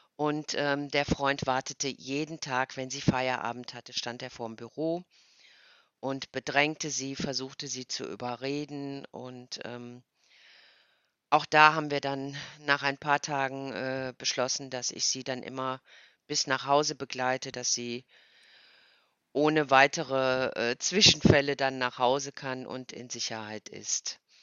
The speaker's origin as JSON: {"language": "German", "town": "Cologne", "region": "North Rhine-Westphalia", "country": "Germany", "said": "ich komme aus Köln"}